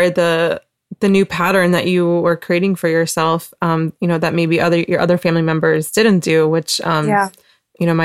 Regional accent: Asheville, North Carolina, United States; also born or lived in Wilmington, North Carolina; I'm from Asheville, but I lived in Wilmington for a year

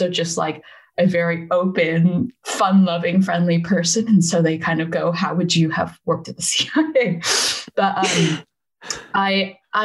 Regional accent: Silicon Valley, California, United States; accent: American; moved away as an adult; now in United Kingdom; As you can probably tell from my accent, I'm American. I'm originally from California. And I grew up in the Silicon Valley

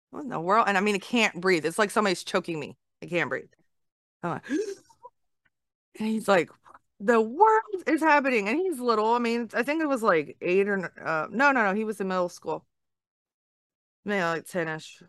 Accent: Baltimore, Maryland, United States; moved away; I'm from the north. I'm from Baltimore area

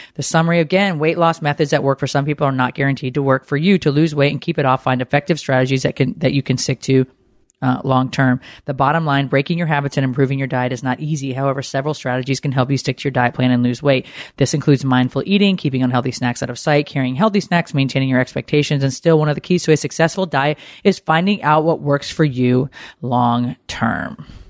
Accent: Connecticut, United States; growing up in Connecticut

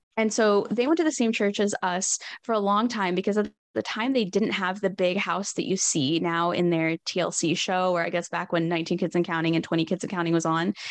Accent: Northwest Arkansas, United States; I'm from Northwest Arkansas

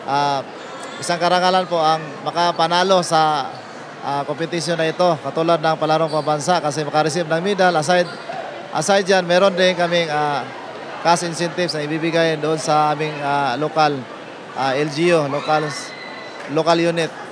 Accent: Davao Region, Philippines; sa amin yung probinsya namin, uh, Davao Regional Athletic Association.

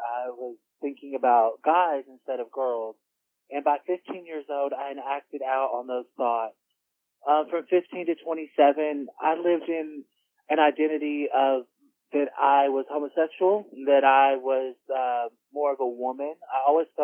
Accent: Royston, Georgia, United States; I'm from Royston, Georgia.

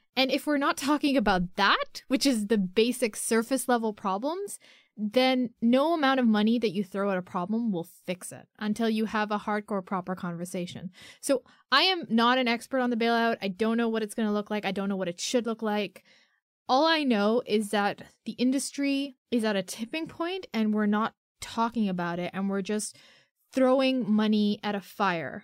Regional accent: Pakistan; I'm a Pakistani girl.

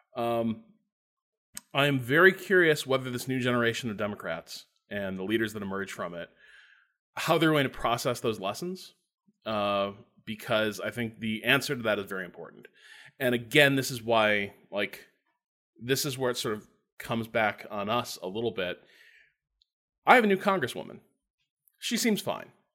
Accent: Northwest Indiana, United States; I grew up in Northwest Indiana

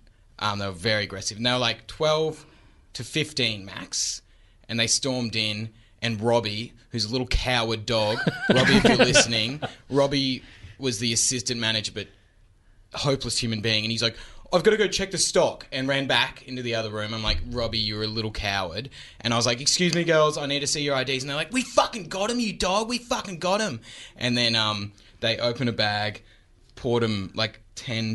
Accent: Birkdale, Queensland, Australia; Which is just near where I used to live. That's where my hometown

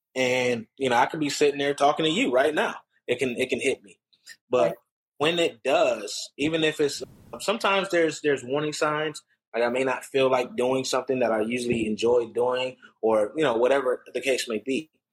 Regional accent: Rochester, New York, United States; growing up in Rochester, New York

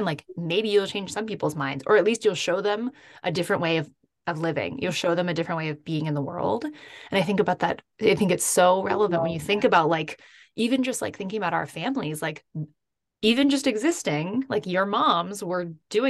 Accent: Seattle, Washington, United States; I grew up outside of Seattle

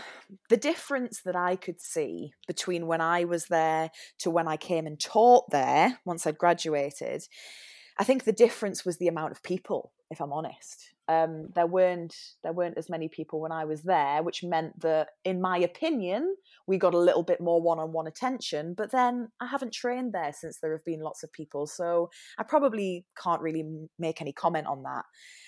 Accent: Newcastle, North East England, United Kingdom; now in London, United Kingdom; because obviously I'm not from London with my weird accent. I'm from Newcastle. So went to London, trained down here, still live here.

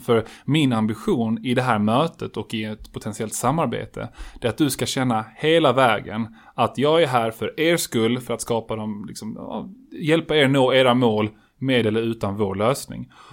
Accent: Colombia; now in Sweden; Jag är ju från Colombia

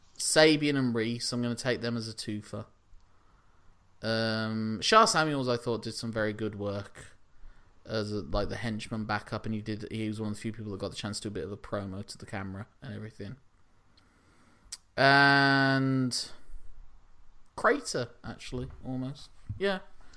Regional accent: United Kingdom; But we're British

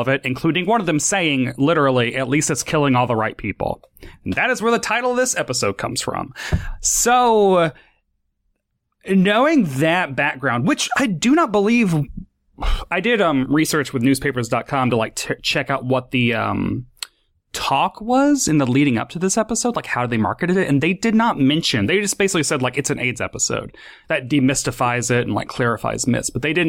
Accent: Tennessee, United States; my kind of flippant, silly accent, which is, I'm from Tennessee, it's genuine

